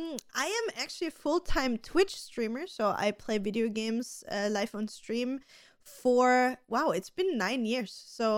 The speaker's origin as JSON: {"language": "English", "country": "Austria", "said": "So for everybody that doesn't know me … I'm 31. I'm also from beautiful Austria."}